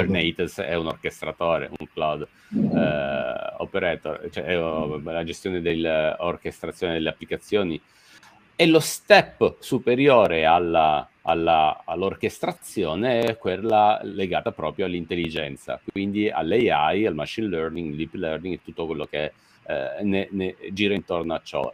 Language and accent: Italian; Messina, Sicily, Italy; now in Milan, Italy; sono nato e cresciuto a Messina, come sai bene, poi mi sono trasferito a Milano